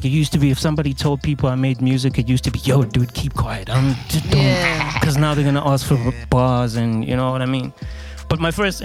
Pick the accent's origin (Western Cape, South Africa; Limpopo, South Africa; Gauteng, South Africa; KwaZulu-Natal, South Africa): KwaZulu-Natal, South Africa; Durban; I'm from Durban